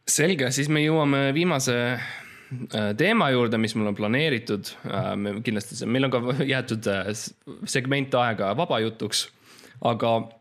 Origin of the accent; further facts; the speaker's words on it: Estonia; ma olen eestlane